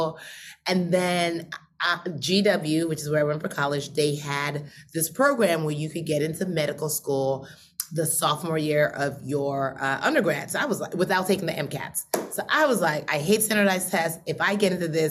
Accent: United States; also born or lived in Nigeria; I was born in Nigeria. We came to America when I was six

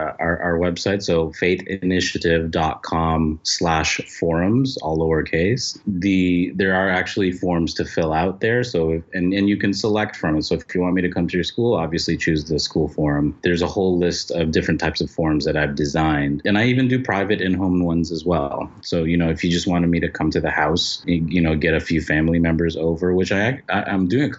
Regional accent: Philippines; Like, I'm Filipino, right?

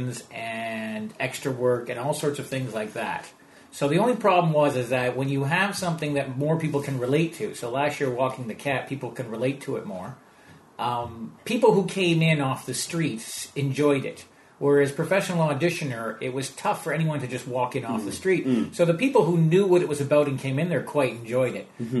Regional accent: Montreal, Quebec, Canada; accent: American; also born or lived in Vancouver / Toronto; now in London, United Kingdom; born in Montreal

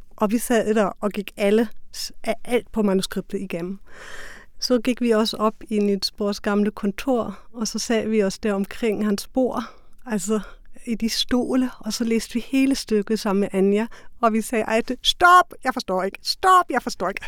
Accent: Germany; Danish is a second language; now in Denmark; jeg er tysker

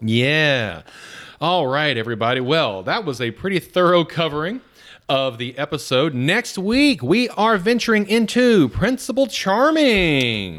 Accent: Atlanta, Georgia, United States; moved away; growing up in Atlanta

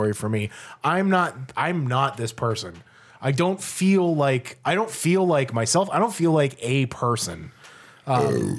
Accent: Ireland; I'm Irish

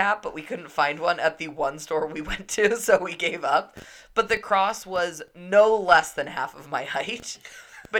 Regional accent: California, United States; growing up in California

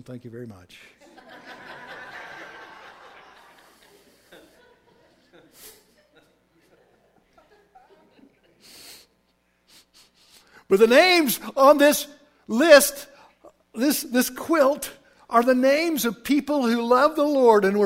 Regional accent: Oklahoma, United States; when I was raised in Oklahoma, that's where I'm from, I was raised in polite Southern society

